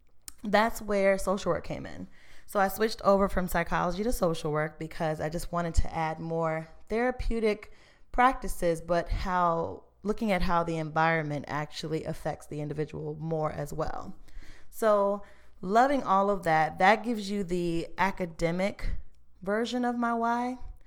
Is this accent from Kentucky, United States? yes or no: no; Emporia, Virginia, United States; also born or lived in Florida; now in Richmond, United States; So I was born in Florida, actually, but I spent most of my time here in Virginia. Most of my family is here. And so after I grew up in Emporia, Virginia.